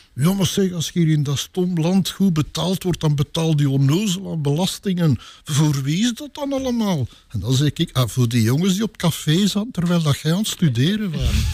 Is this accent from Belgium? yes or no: yes; Sint-Gertrudis-Pede, Flanders, Belgium; also born or lived in Dilbeek / Pajottenland; Sint-Gertrudis Speden, mijn geboortedorp. Heel de wereld denkt dat ik van Tollenbeek ben, maar ik ben van hier gekomen